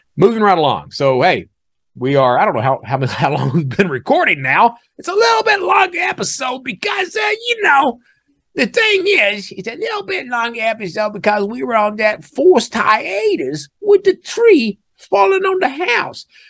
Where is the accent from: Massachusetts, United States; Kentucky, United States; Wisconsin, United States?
Kentucky, United States; Hazard; now in Birmingham, United States; I'm from Eastern Kentucky